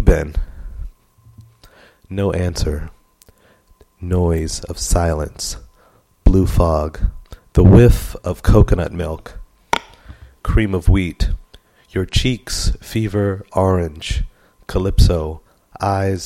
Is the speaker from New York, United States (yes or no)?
yes; New York City, New York, United States; also born or lived in Brooklyn, New York; I'm from Queens, New York